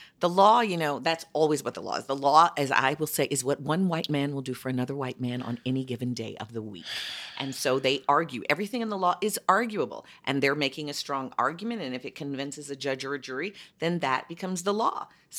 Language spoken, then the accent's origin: English; Chicago, Illinois, United States; That's my hometown, Chicago, well, the Daley Machine.